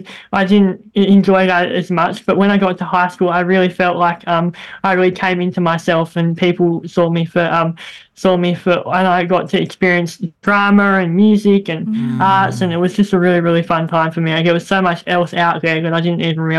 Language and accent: English; Northwest Tasmania, Australia; also born or lived in Somerset, Tasmania; I'm from Northwest Tasmania